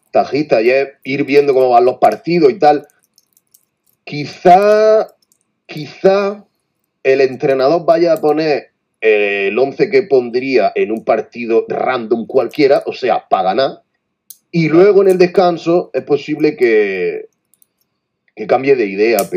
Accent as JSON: {"language": "Spanish", "town": "Albacete", "region": "Castilla-La Mancha", "country": "Spain", "said": "Yo soy de Albacete y, me quedo en, Albacete Resort."}